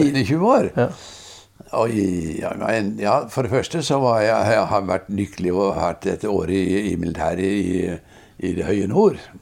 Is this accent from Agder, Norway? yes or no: yes; Risør, Agder, Norway; vi vokste opp i, i Risør